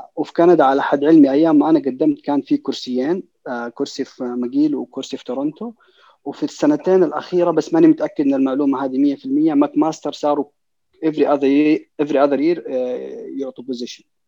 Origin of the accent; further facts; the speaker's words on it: Saudi Arabia; عندنا في السعوديه